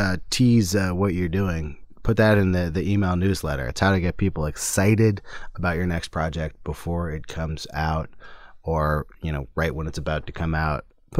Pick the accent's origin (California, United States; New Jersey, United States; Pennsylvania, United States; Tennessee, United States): California, United States; Berkeley; That is my hometown.